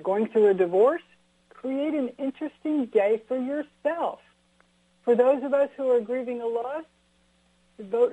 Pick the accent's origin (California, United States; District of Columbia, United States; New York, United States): California, United States; I grew up in California. I'm an eighth generation Californian